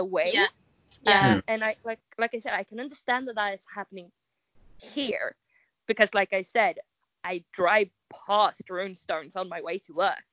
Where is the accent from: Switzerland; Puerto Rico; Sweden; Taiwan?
Sweden; English is a second language